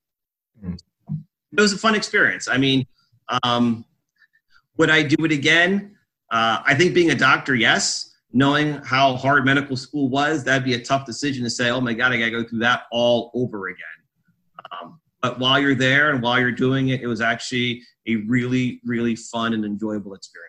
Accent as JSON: {"language": "English", "town": "Emmaus", "region": "Pennsylvania", "country": "United States", "tie": "born or raised there", "said": "I was born and raised in Emmaus, Pennsylvania, which is outside of Allentown, Pennsylvania, in a sort of semi-rural environment on a small farm. I went to Emmaus High School"}